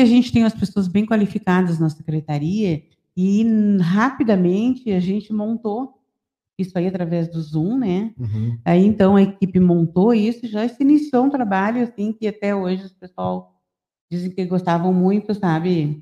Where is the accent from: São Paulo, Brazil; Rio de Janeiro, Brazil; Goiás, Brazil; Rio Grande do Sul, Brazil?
Rio Grande do Sul, Brazil; Santana do Livramento; eu sou bairrista, adoro a minha terra